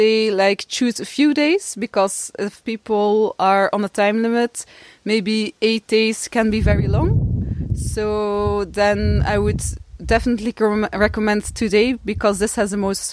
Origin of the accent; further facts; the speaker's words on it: Dutch-speaking part, Flanders, Belgium; I come from Belgium, from the Dutch-speaking part.